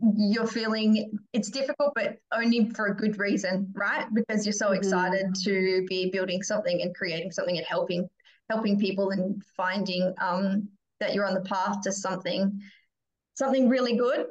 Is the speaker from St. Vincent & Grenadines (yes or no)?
no; Perth, Western Australia, Australia; I grew up here in Perth